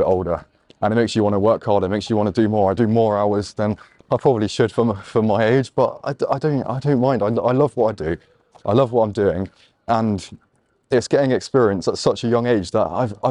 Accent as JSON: {"language": "English", "town": "Exeter", "region": "South West England", "country": "United Kingdom", "said": "I'm from Exeter"}